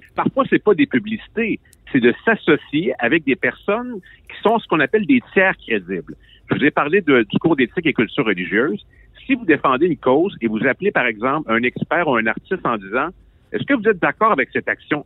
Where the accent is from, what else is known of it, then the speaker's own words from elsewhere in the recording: Quebec, Canada; Je suis un Québécois